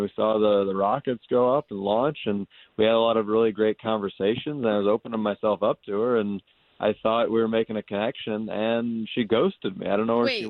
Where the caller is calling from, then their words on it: College Park, Florida, United States; I'm calling you from College Park.